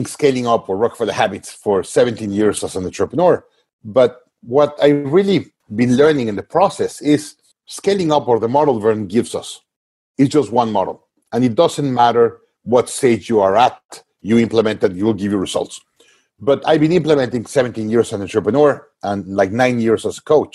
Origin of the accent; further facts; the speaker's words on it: Mexico; I was based in Mexico, my home country